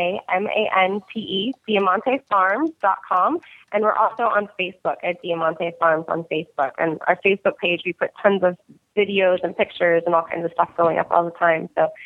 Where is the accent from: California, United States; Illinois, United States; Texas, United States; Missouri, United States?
Texas, United States; also born or lived in South Florida; And I'm from South Texas and South Florida, so I don't do cold very often.